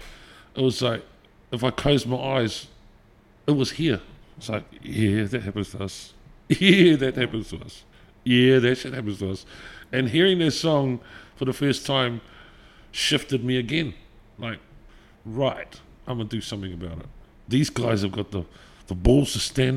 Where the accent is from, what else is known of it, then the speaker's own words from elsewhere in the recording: Napier, Hawke's Bay, New Zealand; moved away as an adult; also born or lived in Auckland / Omahu; I come from Maraenui and Omahu